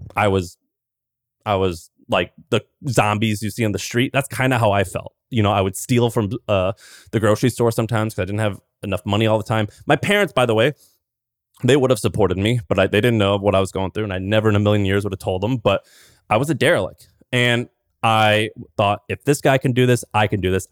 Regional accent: Missouri, United States; I grew up in Missouri

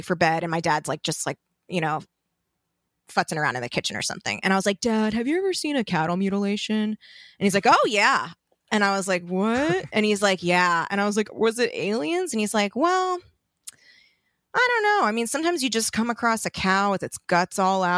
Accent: Torrance, California, United States; I grew up in Torrance, which okay. for people not familiar, it's just a suburb outside of LA.

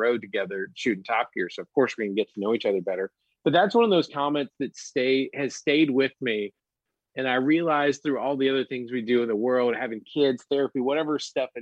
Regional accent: Birmingham, Alabama, United States; I grew up in Birmingham in a little pocket

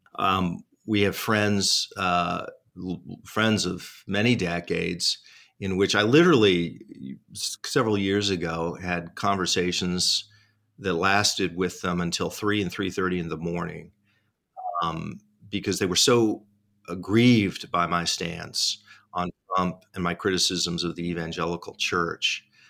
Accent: Tri-Cities, Washington, United States; my hometown newspaper, the Tri City, Tri City Herald.

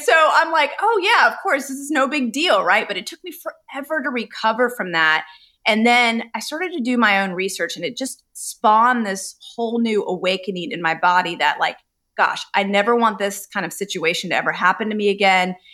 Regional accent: Charlotte, North Carolina, United States; I grew up in Charlotte, North Carolina with two immigrant you know, Indian parents

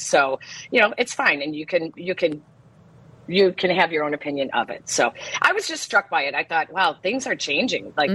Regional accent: Chicago, Illinois, United States; We said Chicago

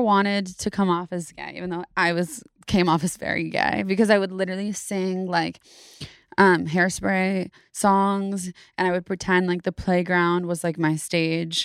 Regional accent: Davis, California, United States; also born or lived in Sacramento, California / San Francisco, California; Grew up in Davis, California

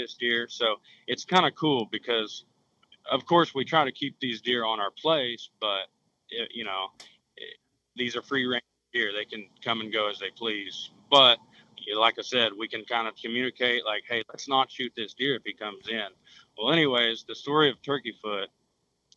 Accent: Ponca City, Oklahoma, United States; now in Edmond, United States; I'm from Ponca City, Oklahoma, located north central region. Like I said, we're probably about 40 minutes from the Kansas line. So we got some pretty big deer in the area. Born and raised there

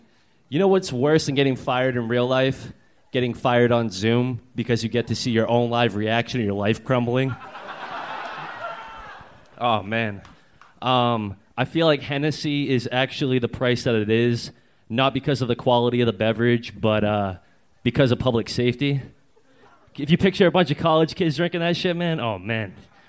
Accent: New Bedford, Massachusetts, United States; No, I'm from New Bedford, Massachusetts, about an hour south.

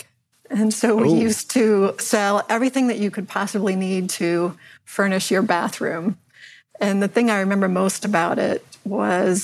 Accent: Northern Virginia, United States; also born or lived in Washington, D.C.; I was born in Washington, D.C., and grew up in the Northern Virginia area

